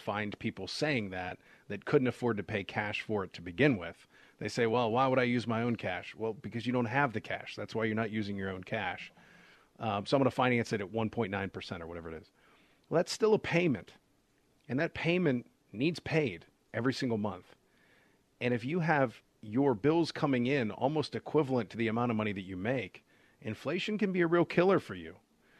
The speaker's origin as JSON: {"language": "English", "town": "Portland", "region": "Oregon", "country": "United States", "tie": "born or raised there", "also_born_or_lived": "Pittsburgh", "moved": "yes", "said": "when I was in 1988, I moved from Portland, Oregon to Pittsburgh, Pennsylvania."}